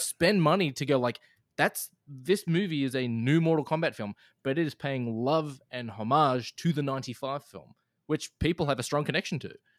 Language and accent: English; Australia; as an Australian